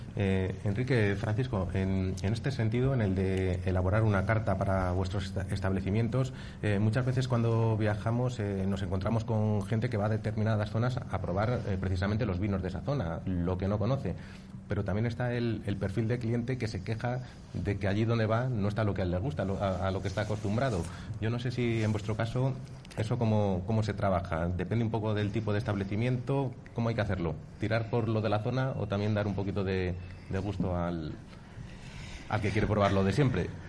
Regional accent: Valladolid, Castile and León, Spain; somos pucelanos

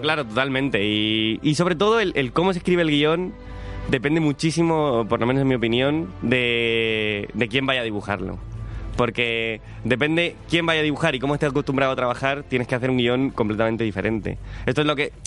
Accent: Cartagena, Region of Murcia, Spain; now in Madrid, Spain; yo no soy de Madrid, yo soy de Cartagena

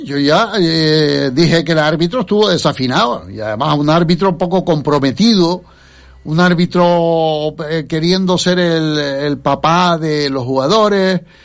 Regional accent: Canary Islands, Spain

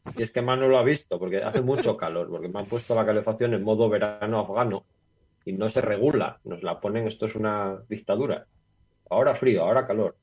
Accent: Gijón, Asturias, Spain; also born or lived in León; now in Noreña, Spain; yo soy de Gijón, de toda la vida, ¿vale? Yo nací en Gijón

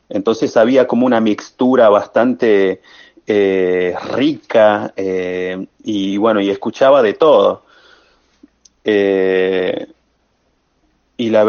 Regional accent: Libertador General San Martín, Jujuy, Argentina; era difícil encontrar un, profesor ahí en mi pueblo, en Libertador, en, el departamento de Levesma

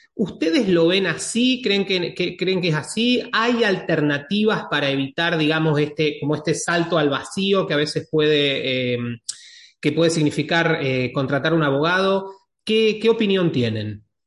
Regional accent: Argentina; tres somos argentinos

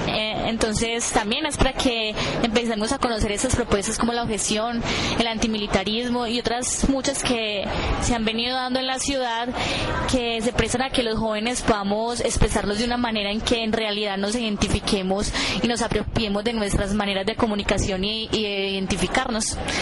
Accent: Colombia; en una sociedad tan militarizada como la colombiana, en donde día a día se nos muestra de enemigos a, las personas que son nuestros vecinos

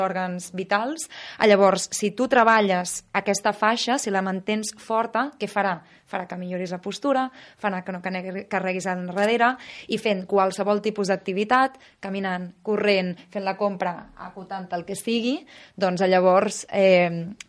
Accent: Menorca, Balearic Islands, Spain; jo sóc de Menorca, que sempre m'han tingut molt en contacte amb la natura

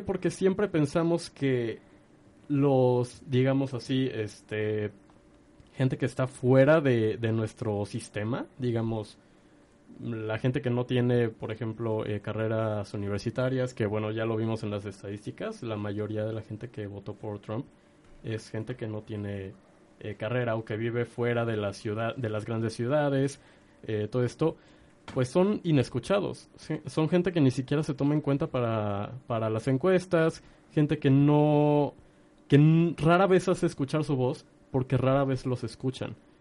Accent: Mexico; como mexicanos

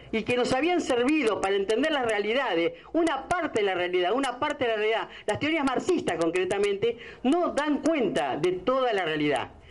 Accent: Argentina; este argentinismo que tenemos

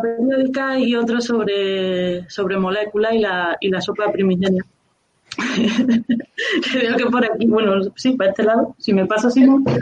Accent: Córdoba, Andalusia, Spain; yo soy de Córdoba

